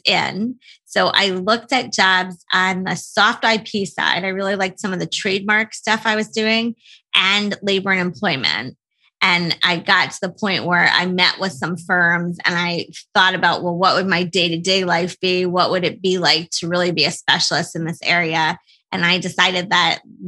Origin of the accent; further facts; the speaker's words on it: New Jersey, United States; also born or lived in New York; I grew up in New Jersey